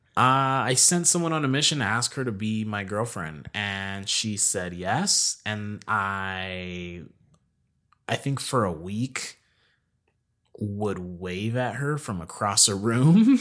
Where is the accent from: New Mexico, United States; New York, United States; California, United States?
New Mexico, United States; Albuquerque; also born or lived in Kentucky; Born and raised in Albuquerque